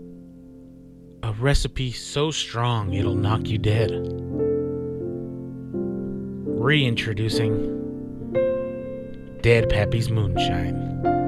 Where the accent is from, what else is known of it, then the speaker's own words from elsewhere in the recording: United States; I'm American